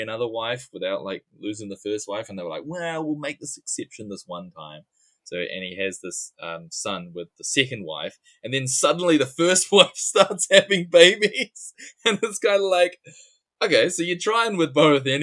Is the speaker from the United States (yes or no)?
no; New Zealand; accent: New Zealand; my New Zealand accent